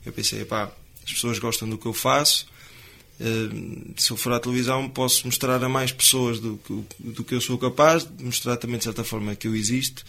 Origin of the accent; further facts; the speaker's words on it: Cinfães, Norte, Portugal; eu sou de Sinfãs, e falo que sou de Sinfãs de boca cheia